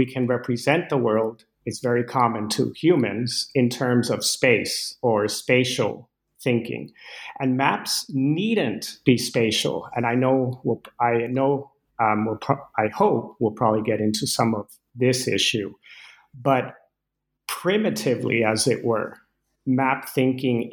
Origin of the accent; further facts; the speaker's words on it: Caracas, Capital District, Venezuela; moved away as an adult; now in United States; I grew up in Venezuela with Danish parents, and I moved. I first set foot in the U.S. at age 18